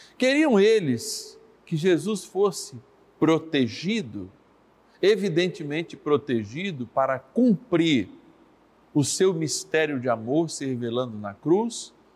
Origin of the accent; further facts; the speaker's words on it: São Paulo, Brazil; A capital de São Paulo, minha cidade natal